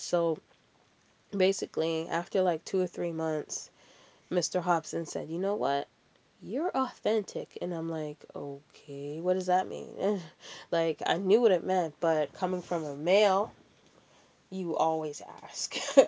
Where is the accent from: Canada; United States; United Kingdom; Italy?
Canada; accent: American; And I'm like, I'm from Canada. And he's like, but you got an American accent. And I'm like, yeah, I know I do. I have a lot of family down here.